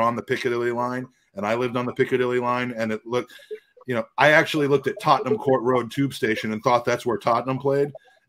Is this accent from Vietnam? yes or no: no; United States; also born or lived in London, United Kingdom; I'm an American